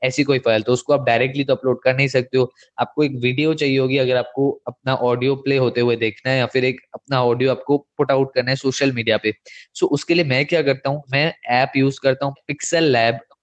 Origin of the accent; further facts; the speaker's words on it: India; accent: Indian English; हमारा जो एक्सेंट है वो है इंडियन इंग्लिश